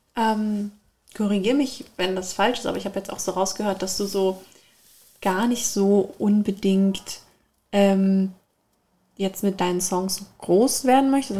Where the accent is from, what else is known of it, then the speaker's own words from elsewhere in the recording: Germany; aus ein äh, bisschen südlicher von zwischen, exakt zwischen Darmstadt und Mannheim